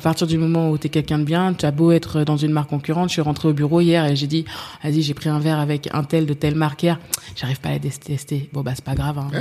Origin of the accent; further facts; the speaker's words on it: Paris, Île-de-France, France; j'ai grandi à Paris, dans le 15e arrondissement